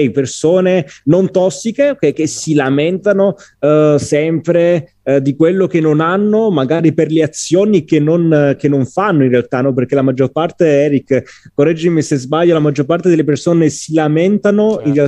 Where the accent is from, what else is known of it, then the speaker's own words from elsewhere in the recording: Agropoli, Campania, Italy; sono del Cilento, della provincia di Salerno, Agropoli e ho ambizioni diplomatiche, ok?